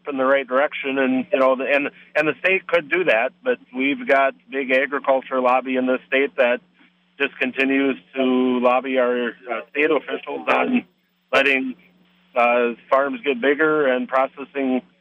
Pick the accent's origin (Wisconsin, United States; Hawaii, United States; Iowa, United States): Wisconsin, United States; in Wisconsin, and I've been sick to my stomach every year since I've left the farm, watching what Wisconsin is doing to farmers.